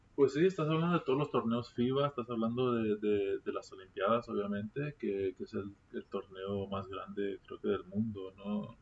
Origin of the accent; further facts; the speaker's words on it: Mexico; moved away; also born or lived in United States; todos somos nacidos aquí en México y empezamos nuestras carreras, nuestras carreras de, básquet aquí, aquí en México